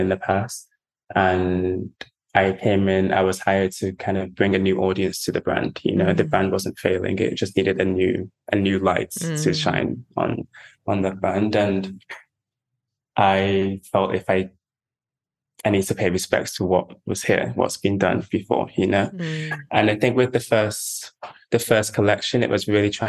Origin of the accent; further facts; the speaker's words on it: Manchester, North West England, United Kingdom; growing up in Manchester